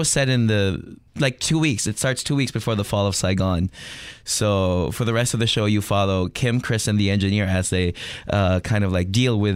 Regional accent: Manila, Metro Manila, Philippines; moved away as an adult; Well, I'm from Manila. I'm from the Philippines.

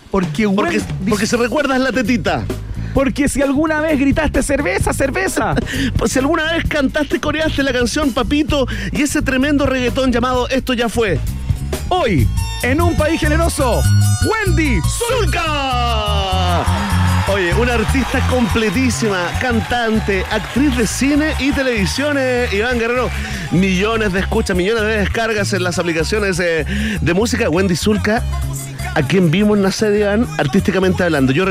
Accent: Chile; somos chilenos y nos quejamos de todas las cosas posibles.

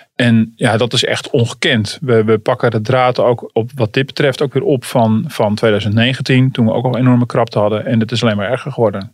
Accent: Utrecht, Netherlands; Ik kom uit Utrecht

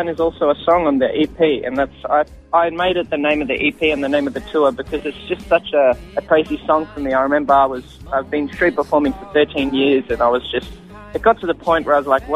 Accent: Australia; also born or lived in Israel; I used to live in Israel with my family, and I don't remember too much of it, but all I remember was coming back to Australia and then growing up in Catholic schools

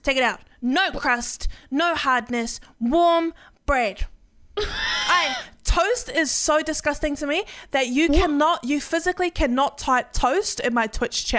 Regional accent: New Zealand; I'm never going on American Airlines anyway. I'm from New Zealand. I don't care.

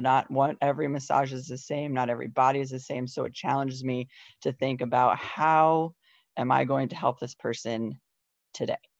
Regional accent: Iowa, United States; moved away as an adult; also born or lived in Colorado; I am born and raised in Iowa

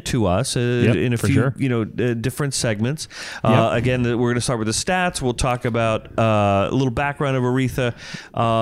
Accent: Verona, New Jersey, United States; We went to grade school together. We grew up in Verona, New Jersey

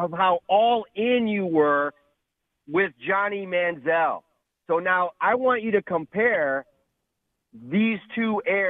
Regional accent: Rocky River, Ohio, United States; now in Cocoa Beach, United States; I'm from Rocky River originally.

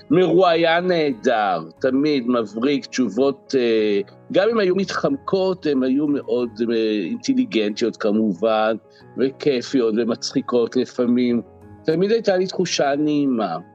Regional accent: Central District, Israel; גדלתי במושב בעמק חפר בשנות ה-60, אז נחשפתי לוודי אלן בשנות ה-70.

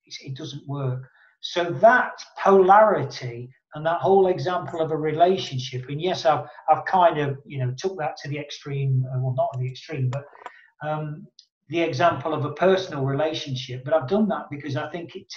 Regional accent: Nottingham, East Midlands, United Kingdom; my boyhood team from my hometown in Nottingham in England

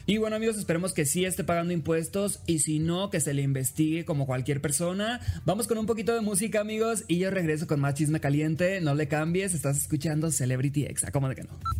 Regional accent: Los Mochis, Sinaloa, Mexico; now in Mexico City, Mexico; soy originario, amigos, de Los Mochis, Sinaloa

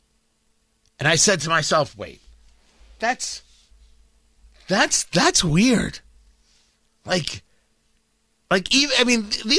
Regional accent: New Jersey, United States; I grew up in Jersey

